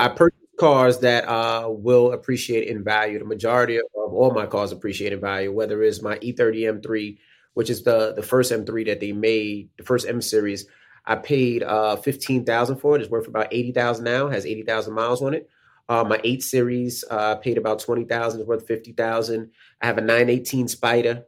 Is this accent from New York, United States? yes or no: yes; New York City, New York, United States; moved away as an adult; also born or lived in West Milford, New Jersey; As a kid growing up in Queens